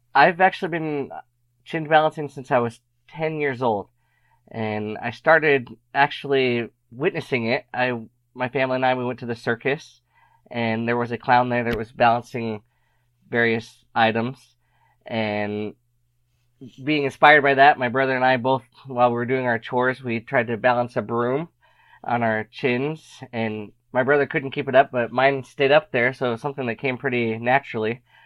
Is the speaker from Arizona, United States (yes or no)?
yes; Arizona, United States; moved away; also born or lived in Utah; I happened to be living in Utah at the time. I am from Arizona, but I was in Utah